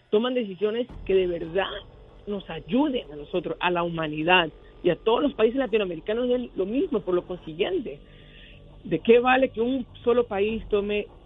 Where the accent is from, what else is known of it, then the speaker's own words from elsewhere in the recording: New York, United States; now in New Jersey, United States; aunque yo estoy en New Jersey, soy neoyorquino de corazón, así me creí, y crié allá, me crié allá